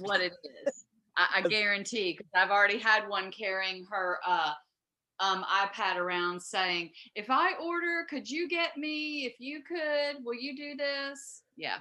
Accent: Southeast Texas, United States; now in Virginia, United States; I don't come from Virginia, so I'm from Southeast Texas.

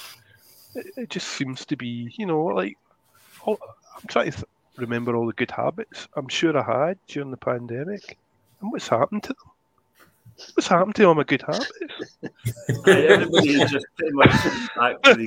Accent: Ardrossan, Scotland, United Kingdom; I'm from Madrossan.

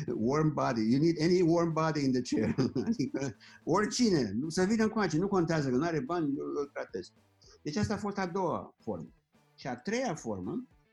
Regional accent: Orăștie, Hunedoara County, Romania; also born or lived in Germany; now in Florida, United States; la orăștie, de unde sunt eu

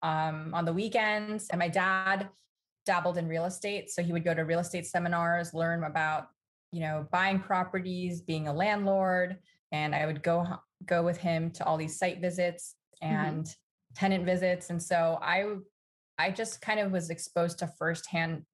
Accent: Los Angeles, California, United States; we grew up in Los Angeles

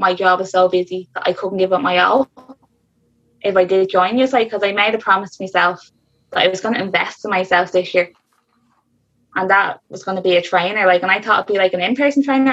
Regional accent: Dublin, Leinster, Ireland; I'm from South Dublin

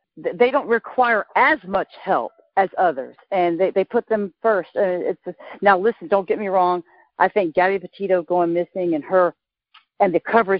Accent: Florida, United States; now in Oregon, United States; I'm from Florida, by the way. But I live in Oregon

